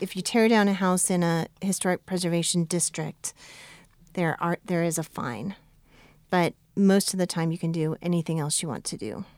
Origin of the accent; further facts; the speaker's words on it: United States; growing up near Yellowstone, I went and saw every year of my life